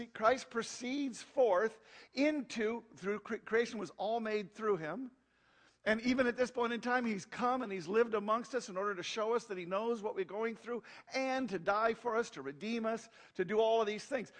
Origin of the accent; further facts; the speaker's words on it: Wyoming, United States; moved away as an adult; also born or lived in Cheyenne, Wyoming / Arizona; I come from Wyoming.